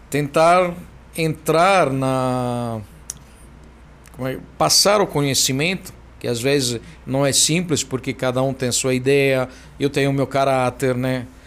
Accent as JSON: {"language": "Portuguese", "town": "Florence", "region": "Tuscany", "country": "Italy", "tie": "born or raised there", "also_born_or_lived": "Tokyo, Japan", "second_language": "Portuguese", "moved": "as an adult", "lives_now": "Brazil", "said": "Eu nasci na Toscana, em Florença."}